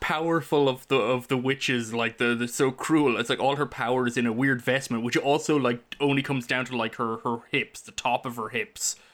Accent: Ireland; now in United States; growing up in Ireland

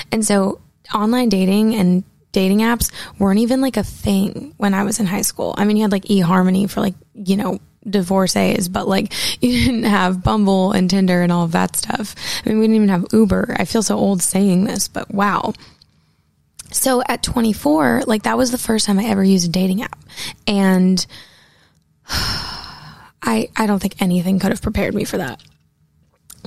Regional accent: Portland, Maine, United States; now in Nashville, United States; I grew up in Portland, Maine

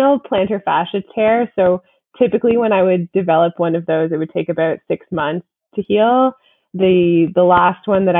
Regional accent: Canada; I am a pro from Canada

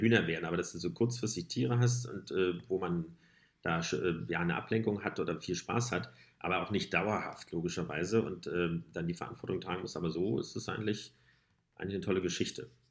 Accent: Berlin, Germany; wir sind ja auch Berliner

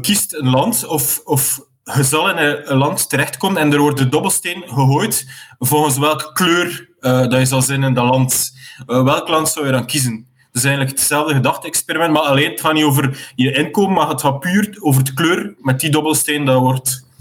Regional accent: West Flanders, Belgium; ik kom uit West-Vlaanderen

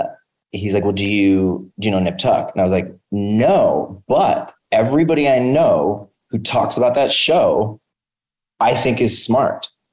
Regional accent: Chicago, Illinois, United States; I'm from Chicago

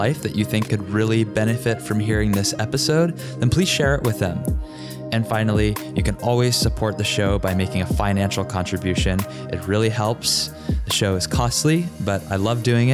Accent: Richmond, Virginia, United States; my hometown of Richmond, Virginia

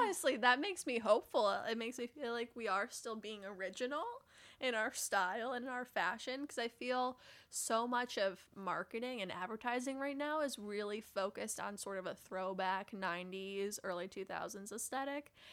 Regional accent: Midwest, United States; now in New York City, United States; I grew up in Midwestern mall culture

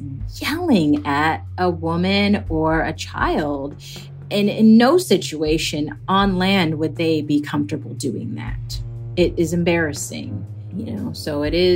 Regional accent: suburb outside of Seattle, Washington, United States; I grew up in the Pacific Northwest, kind of in a suburb outside of Seattle.

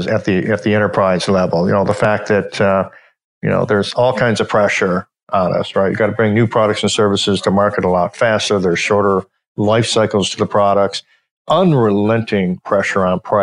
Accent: Kalamazoo, Michigan, United States; now in Metro Detroit, United States; I grew up originally in Western Michigan near Kalamazoo

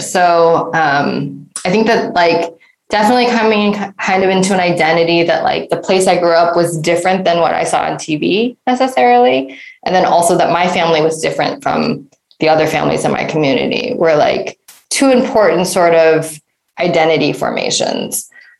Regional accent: just outside of Detroit, Michigan, United States; moved away as an adult; now in South Korea; So I grew up in just outside of Detroit, one of the most segregated metro areas in the United States, along black-white segregation. So I grew up at 13 Mile.

